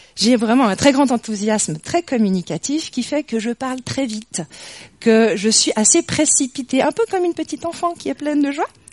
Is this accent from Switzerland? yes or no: yes; near Morges, Vaud, Switzerland; j'ai grandi à Yann, franchement pas très loin d'ici, de l'autre côté de Morges